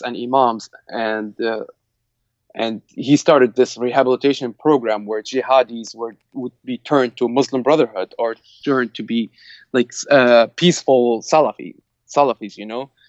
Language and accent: English; Benghazi, Libya; Libya, I grew up in Benghazi, and I grew up in a neighborhood that's mostly an immigrant neighborhood from Africa